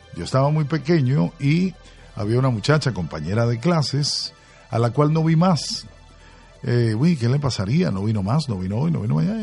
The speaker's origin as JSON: {"language": "Spanish", "town": "Caracas", "region": "Capital District", "country": "Venezuela", "tie": "born or raised there", "said": "mi ciudad porque yo nací en Caracas"}